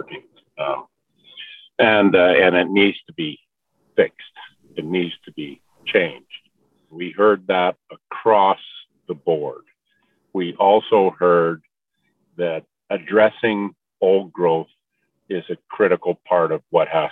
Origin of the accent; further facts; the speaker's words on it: northwest British Columbia, Canada; I am from the Tel'tan people in northwest British Columbia. We live in the Skeen River area.